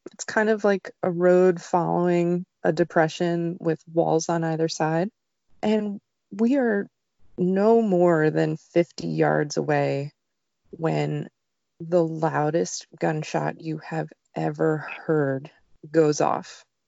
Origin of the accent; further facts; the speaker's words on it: New Jersey, United States; moved away; I grew up in New Jersey, where hunting wasn't allowed on Sundays.